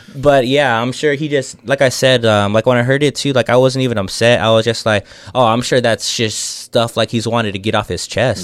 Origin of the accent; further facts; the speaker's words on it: San Antonio, Texas, United States; we're all from San Antonio